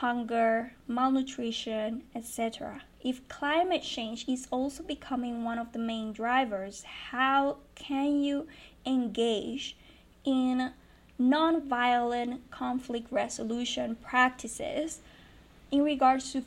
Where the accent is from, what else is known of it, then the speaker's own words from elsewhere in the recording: Río Grande, Puerto Rico; I come from Puerto Rico. I was born and raised in Rio Grande.